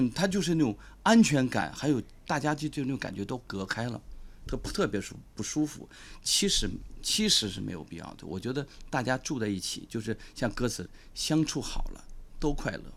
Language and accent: Chinese; Liaoning, China; 我是东北人